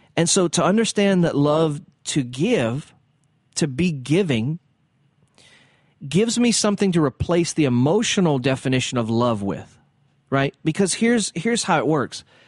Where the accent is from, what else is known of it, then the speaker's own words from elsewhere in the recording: the South, United States; I'm from the South